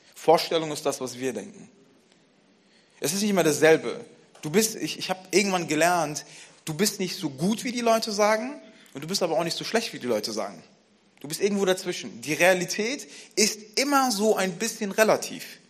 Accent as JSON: {"language": "German", "town": "Frankfurt", "region": "Hesse", "country": "Germany", "tie": "born or raised there", "said": "Ich bin in Frankfurt aufgewachsen"}